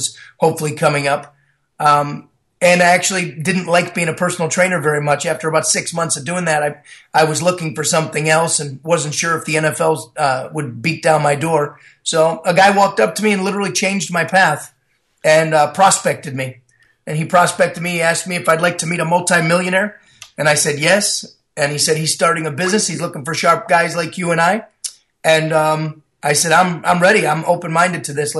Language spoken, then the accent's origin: English; Buffalo, New York, United States; moved away; also born or lived in Las Vegas, Nevada; I was born and raised in Buffalo, New York